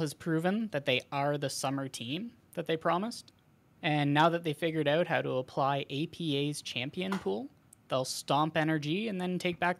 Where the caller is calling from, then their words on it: Ontario, Canada; Yeah, calling from Ontario, Canada.